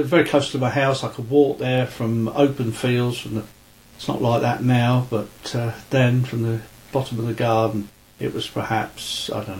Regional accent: Guildford, South East England, United Kingdom; moved away as an adult; also born or lived in Wales; In the early 50s, we moved from Wales in 1950 to Guildford and stayed there until I got married in the late 60s

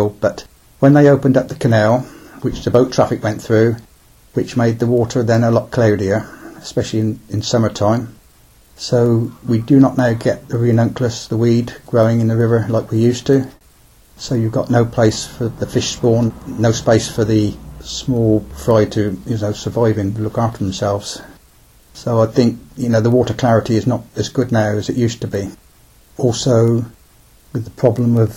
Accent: Kintbury, South East England, United Kingdom; I was born in Kintbury, but I was brought up at the mill.

